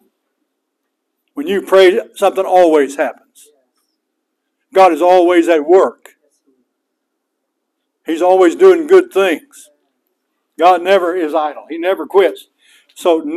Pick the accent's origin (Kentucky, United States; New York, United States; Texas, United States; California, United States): Texas, United States; West; now in Jacksonville, United States; I grew up in West Texas